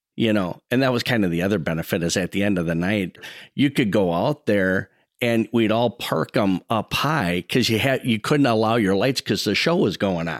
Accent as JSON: {"language": "English", "town": "Saint Paul", "region": "Minnesota", "country": "United States", "tie": "born or raised there", "said": "I grew up right in Como Park. I grew up exactly, um, right in the middle between the park and the fair, right by Holy Childhood Church"}